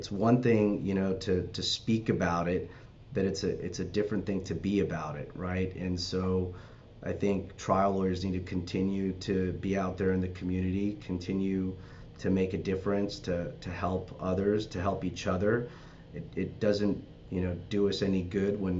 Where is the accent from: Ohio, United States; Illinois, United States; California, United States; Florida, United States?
California, United States; Los Angeles; I'm from the Valley and North Hollywood